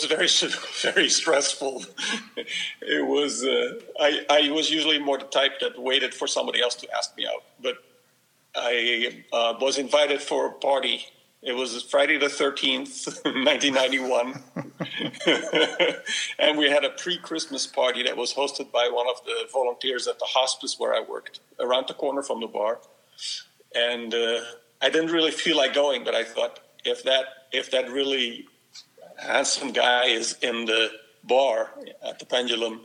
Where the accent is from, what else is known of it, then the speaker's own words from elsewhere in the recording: Netherlands; also born or lived in East Coast, United States; now in San Francisco, United States; I grew up in the Netherlands.